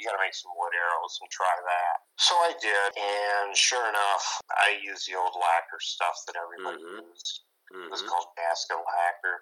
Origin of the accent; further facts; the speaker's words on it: Saginaw, Michigan, United States; moved away; I'm from Saginaw, Michigan area